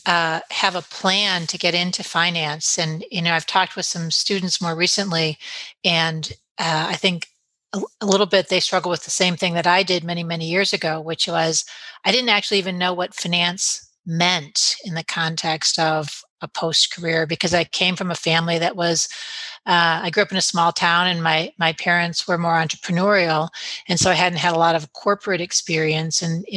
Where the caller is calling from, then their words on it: Michigan, United States; This call finds me in beautiful, generally, northern Michigan, where today it's a bit snowy.